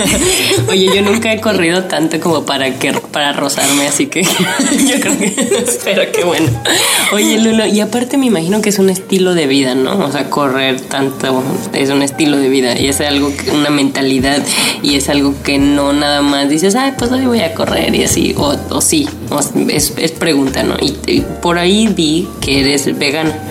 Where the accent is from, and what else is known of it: Mexico